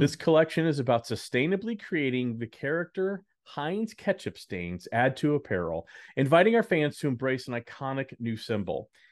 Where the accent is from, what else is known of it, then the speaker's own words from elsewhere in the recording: Dallas, Texas, United States; moved away; I lived in Dallas, I grew up in Dallas